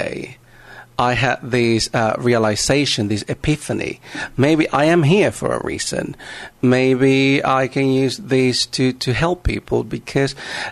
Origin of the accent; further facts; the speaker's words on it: Panama; I am originally from Panama